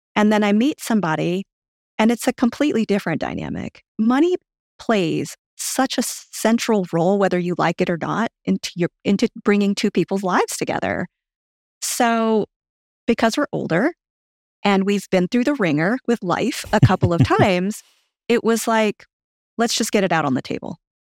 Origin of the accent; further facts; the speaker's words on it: Louisiana, United States; accent: southern; also born or lived in Japan; now in Fort Myers, United States; I'm from Louisiana